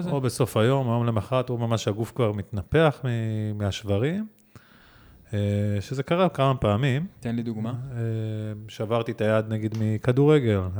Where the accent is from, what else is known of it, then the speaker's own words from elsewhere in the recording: Givatayim, Tel Aviv District, Israel; also born or lived in Ramat Gan; אה, כן, אבל כן גדלתי בגבעתיים, רמת גן, עמידר, פרדס כץ, כזה, זה היה... אה, האזור אה, ילדות שלי.